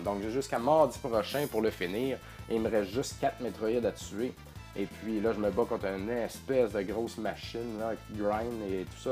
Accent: Beauce, Quebec, Canada; je viens de la Beauce, puis en Beauce on dit Odette

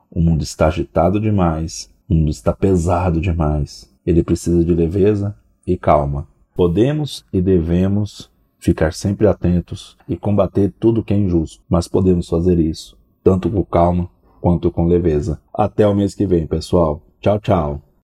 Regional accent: Brazil; Como brasileiros, temos que admitir, somos um povo que lê pouco

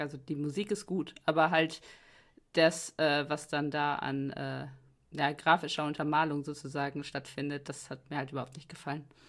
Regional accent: Germany; als Deutscher

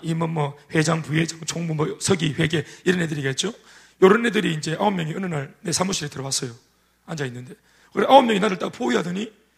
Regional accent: Daegu, South Korea; 저는 정말 대구에서 컸지만, 도시에서 컸지만, 대도시, 대도시죠, 대구가.

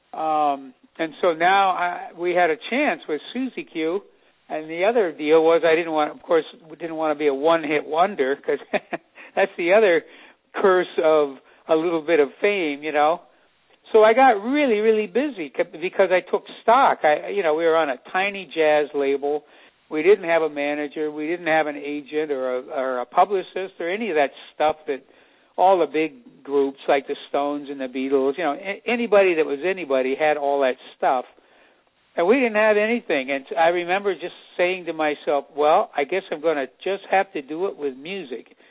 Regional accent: El Cerrito, California, United States; my hometown of El Cerrito

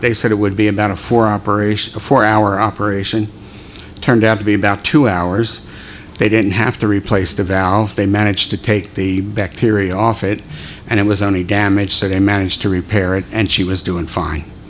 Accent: Philadelphia, Pennsylvania, United States; I was born in Philadelphia, raised there

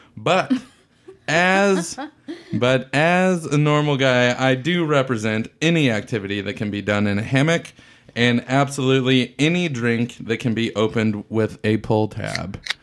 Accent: United States; as an American

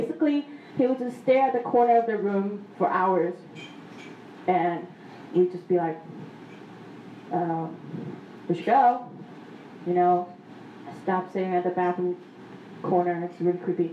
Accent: Taiwan; growing up in Taiwan, you know, a lot of superstitious things going on

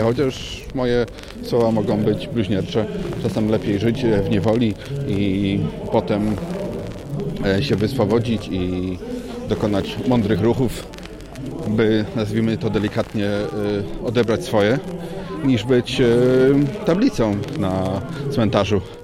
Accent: Poznań, Greater Poland, Poland; moved away; also born or lived in Ireland; jestem rodowitym poznaniakiem

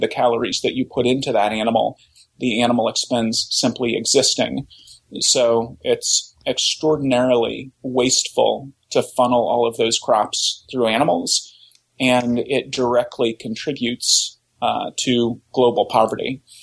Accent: Oklahoma, United States; I grew up in Oklahoma

